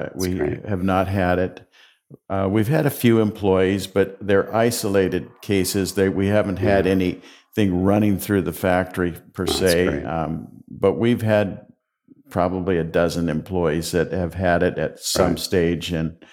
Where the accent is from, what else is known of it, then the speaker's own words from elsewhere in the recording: Longview, Washington, United States; also born or lived in Gladstone, Oregon; I grew up mostly in Longview, Washington, and then graduated from high school down in Gladstone, Oregon, which is a suburb of Portland.